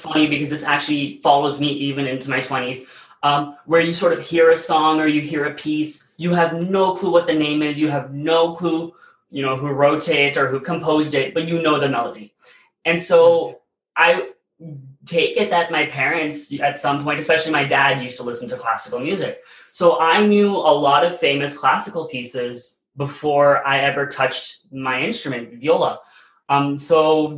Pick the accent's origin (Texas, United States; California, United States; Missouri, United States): Texas, United States; Plano; I've spent most of my life in Plano, Texas, which is a North Dallas suburb area